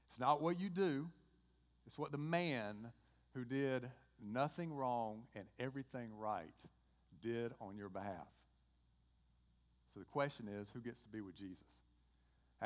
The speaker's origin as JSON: {"language": "English", "region": "Georgia", "country": "United States", "accent": "Georgia", "said": "my Georgia accent"}